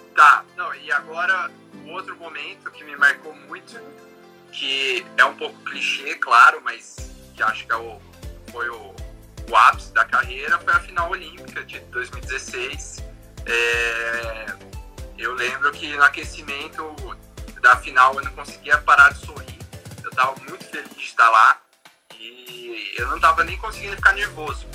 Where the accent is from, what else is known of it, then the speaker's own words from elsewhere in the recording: Campinas, São Paulo, Brazil; Sou de Campinas, interior de São Paulo